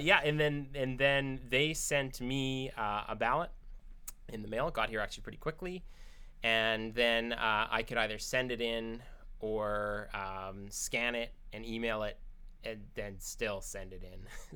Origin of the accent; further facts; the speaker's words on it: United States; now in Canada; as an American